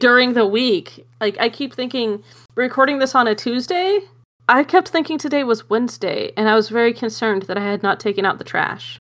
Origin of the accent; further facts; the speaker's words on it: Arizona, United States; my hometown, 'cause we have square dancing on the square. And we'd go square dancing, 'cause it's the state dance of Arizona